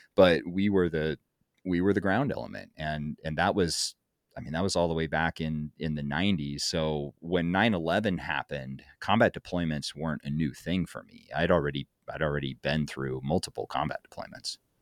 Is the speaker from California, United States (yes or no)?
no; Montana, United States; moved away; also born or lived in Kansas / Casper, Wyoming; took me to Montana and I got to grow up in Montana